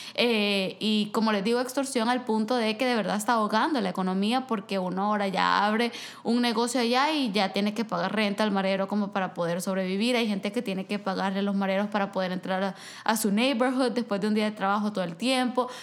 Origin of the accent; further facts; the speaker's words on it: El Salvador; now in Vancouver, Canada; yo soy del Salvador